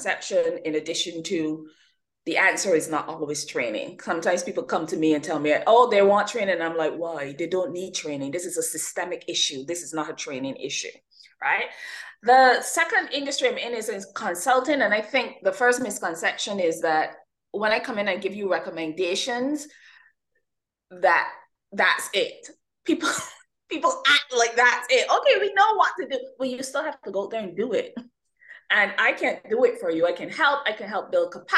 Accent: Barbados; I'm originally from the Caribbean, born, nurtured, and educated in the lovely island of Barbados.

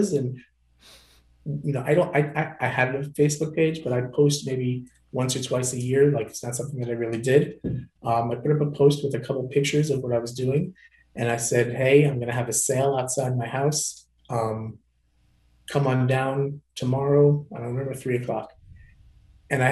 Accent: Long Island, New York, United States; I'm from Long Island and I sell medical supplies.

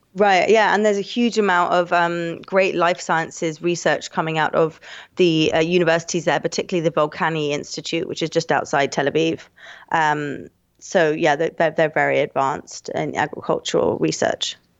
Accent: London, United Kingdom; also born or lived in Hong Kong; I'm from, um, London, London in the U K.

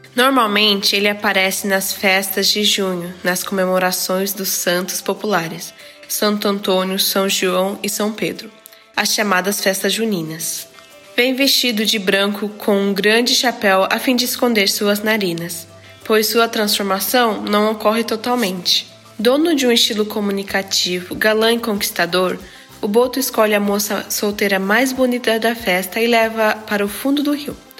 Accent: Japan; nasci no Japão e sempre estudei em escola japonesa

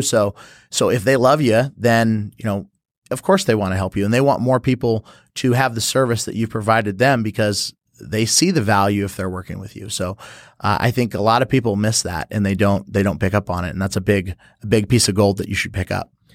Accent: San Jose, California, United States; moved away as an adult; also born or lived in St. Charles, Missouri; now in St. Louis, United States; I was born and raised in San Jose, California

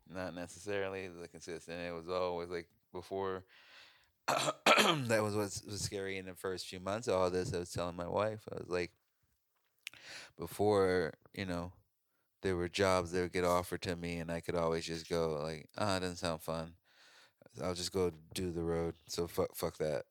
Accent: Chicago, Illinois, United States; moved away; also born or lived in Oregon; I grew up in Chicago, but I never felt like I belonged in Chicago.

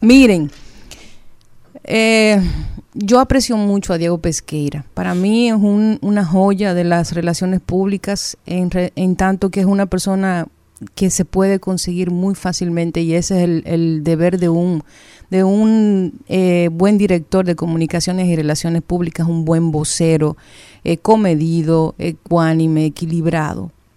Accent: Dominican Republic; uno como dominicano, como ciudadano

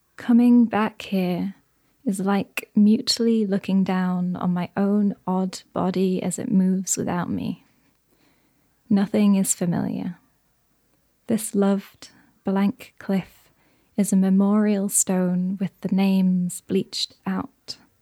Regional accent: Yorkshire and the Humber, United Kingdom; I'm from Yorkshire

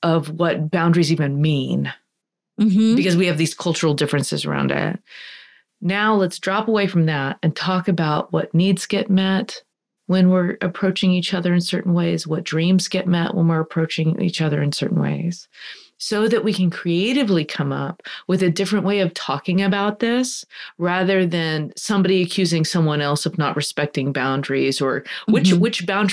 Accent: United States; I'm only going to speak as an American

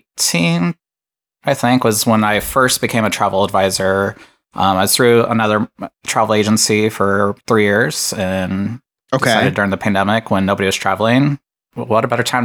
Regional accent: Lima, Ohio, United States; moved away as an adult; now in Columbus, United States; I'm from Lima, Ohio. I live in Columbus. Been here for about 20 years now.

